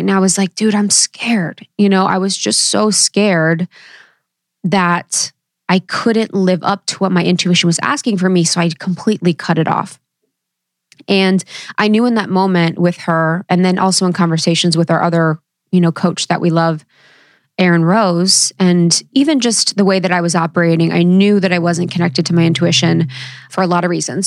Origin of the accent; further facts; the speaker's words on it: Ohio, United States; growing up in Ohio, no one really talked about their intuition